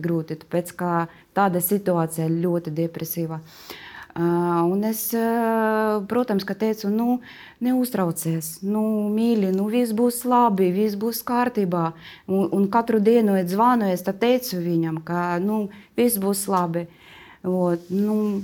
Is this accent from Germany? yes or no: no; Kharkiv, Kharkiv Oblast, Ukraine; Latvian is a second language; moved away as an adult; now in Latvia; es esmu no Harkivas. Tā ir uh, liela pilsēta, bija divi miljoni cilvēku.